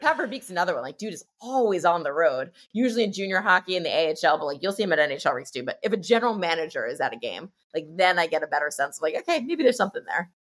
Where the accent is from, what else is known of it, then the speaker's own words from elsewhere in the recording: New Jersey, United States; I grew up in New Jersey